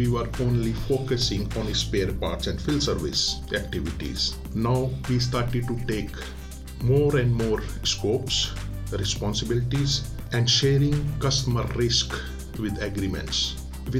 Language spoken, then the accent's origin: English; India; moved away; I'm Indian